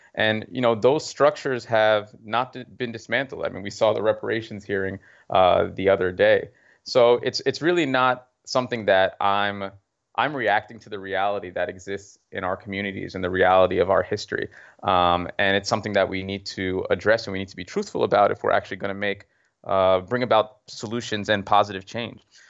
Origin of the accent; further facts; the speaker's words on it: Mount Vernon, New York, United States; I grew up in Mount Vernon